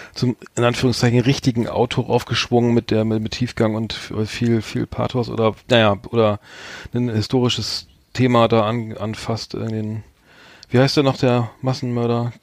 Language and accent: German; Bremen, Germany; ich als Bremer bin natürlich Werder Bremen-Fan